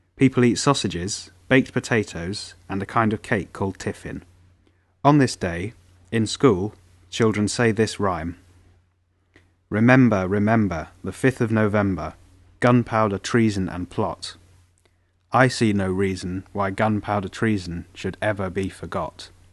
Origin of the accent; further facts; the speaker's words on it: Manchester, North West England, United Kingdom; I'm English. I come from Manchester in England.